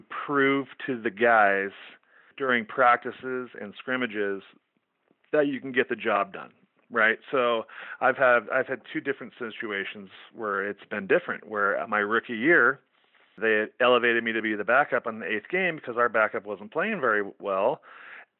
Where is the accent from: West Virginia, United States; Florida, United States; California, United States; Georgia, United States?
California, United States; Central; moved away as an adult; also born or lived in Oregon; I'm from Central California